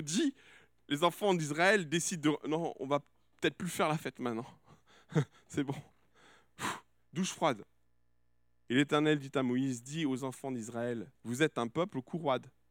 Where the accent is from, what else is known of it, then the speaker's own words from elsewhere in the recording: France; je suis français